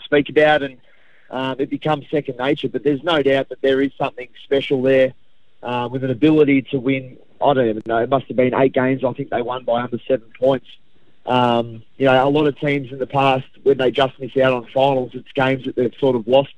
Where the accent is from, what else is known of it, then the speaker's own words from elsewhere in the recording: Melbourne, Victoria, Australia; growing up in Essendon, a Hawthorn supporter